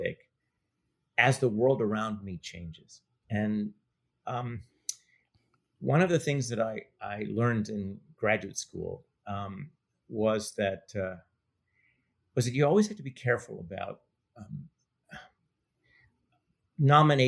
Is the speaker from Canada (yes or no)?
yes; Montreal, Quebec, Canada; now in United States; I grew up in Montreal, and I was politicized in the language debates